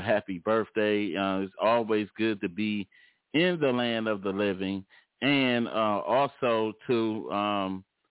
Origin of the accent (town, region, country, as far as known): Detroit, Michigan, United States